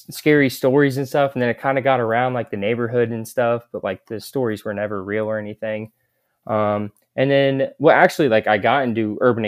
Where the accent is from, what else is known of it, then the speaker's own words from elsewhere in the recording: Kansas City, Missouri, United States; I'm from Kansas City, Missouri.